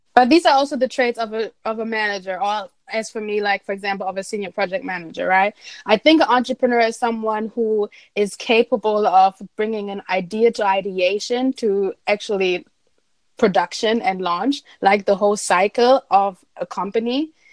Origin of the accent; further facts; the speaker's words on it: Essen, North Rhine-Westphalia, Germany; moved away; in my hometown in Essen